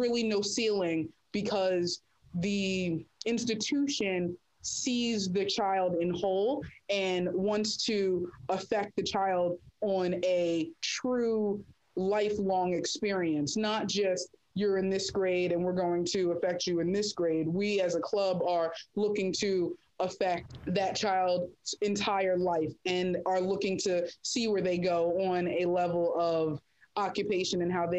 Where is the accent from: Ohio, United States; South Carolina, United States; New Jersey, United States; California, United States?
New Jersey, United States; Atlantic City; I'm born and raised in Atlantic City